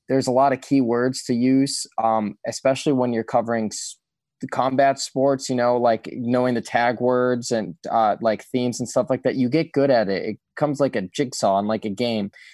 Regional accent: Chicago, Illinois, United States; growing up in Chicago

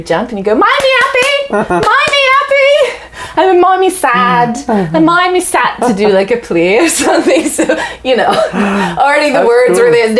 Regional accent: Canada; also born or lived in Leicester, England; I came here when I was 8.

